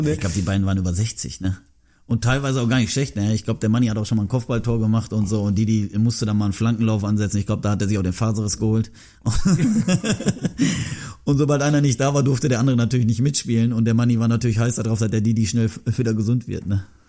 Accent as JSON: {"language": "German", "country": "Germany", "tie": "born or raised there", "said": "Ich bin in Deutschland geboren."}